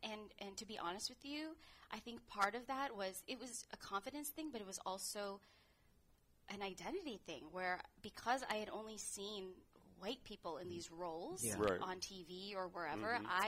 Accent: Midwest, United States; Growing up in the Midwest and not growing up in the city, but in the suburbs, I was actually the only person of color, or maybe there were two or three others in my school growing up

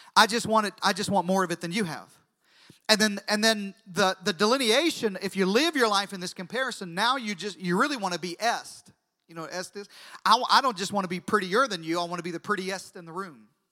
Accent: Deep South, United States; I grew up in the deep south. I know it's hard to tell by my accent, but I grew up in the deep south

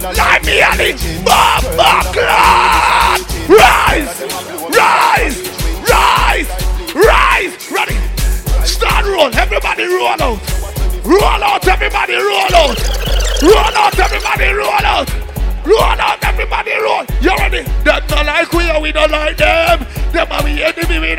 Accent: Jamaica; now in Canada; Me is a Jamaican, but I live a blood clot Canada now.

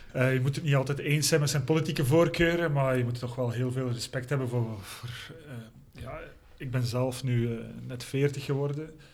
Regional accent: Belgium; zeker als Belg

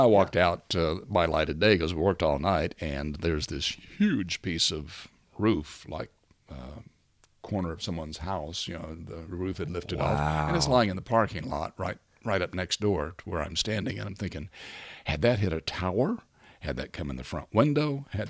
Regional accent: Berryville, Arkansas, United States; The tornado devastated my hometown of Berryville, down in Arkansas, just across the line here, not far away.

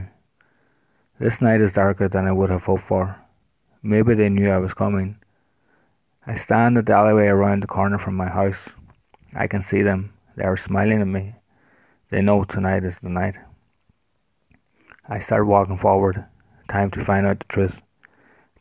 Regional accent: Ireland; I am an author from Ireland

